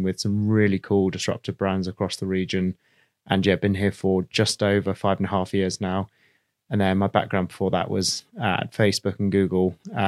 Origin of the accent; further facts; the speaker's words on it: India; Okay, well, first off, I was brought up in India.